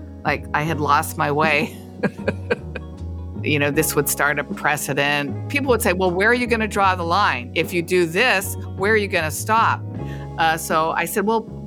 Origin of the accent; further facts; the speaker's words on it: Los Angeles, California, United States; I was born and raised in Los Angeles.